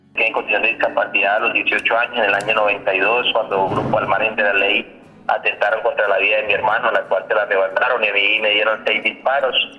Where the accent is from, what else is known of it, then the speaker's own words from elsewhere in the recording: Colombia; en el caso de nosotros como colombianos nos sentimos orgullosos de lo que somos